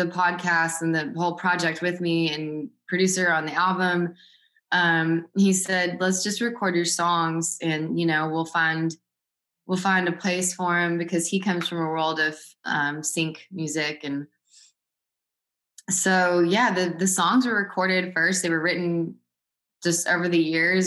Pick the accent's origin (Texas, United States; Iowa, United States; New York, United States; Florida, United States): Texas, United States; moved away as an adult; also born or lived in Los Angeles; I come from a country Texas background